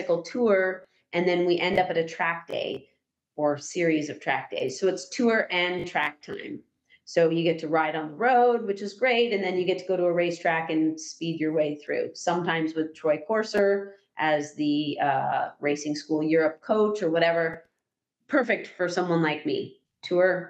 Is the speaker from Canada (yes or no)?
yes; Canada; I'm from Canada.